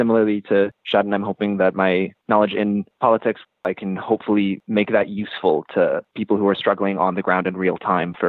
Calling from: Winnipeg, Manitoba, Canada; I'm calling from Winnipeg, Treaty 1 territory, and I'm a student as well.

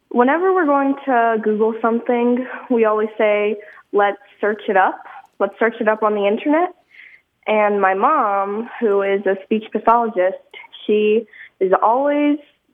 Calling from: Naperville, Illinois, United States; I'm calling from Naperville, Illinois, and I'm 13

